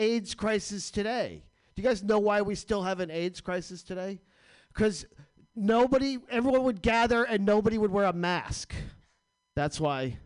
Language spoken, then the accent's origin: English; New Jersey, United States; I'm from New Jersey